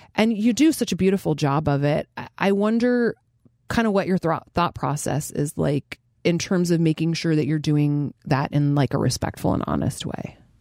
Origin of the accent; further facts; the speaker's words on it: Fairbanks, Alaska, United States; I grew up in Fairbanks, Alaska, which is extremely weird